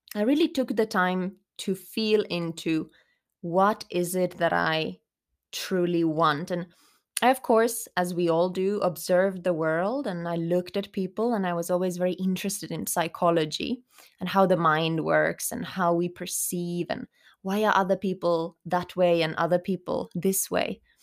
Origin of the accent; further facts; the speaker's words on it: Finland; English is a second language; moved away as an adult; also born or lived in Germany / Spain; I grew up in Finland, but I did live some time abroad as well, including a couple years in Germany because my father was working there